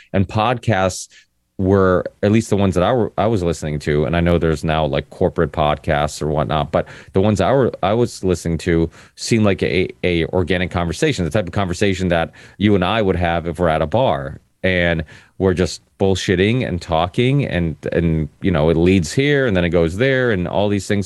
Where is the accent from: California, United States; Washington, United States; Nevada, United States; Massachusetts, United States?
Massachusetts, United States; Ludlow; also born or lived in Portugal; came to America when I was four